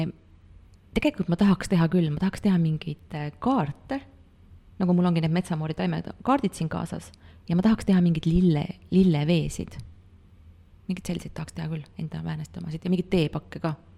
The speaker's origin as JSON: {"language": "Estonian", "area": "near Pärnu", "region": "Pärnu County", "country": "Estonia", "tie": "born or raised there", "moved": "yes", "said": "ma olen väiksest kohast pärit, vanemad elavad siiamaani seal Pärnu lähedal"}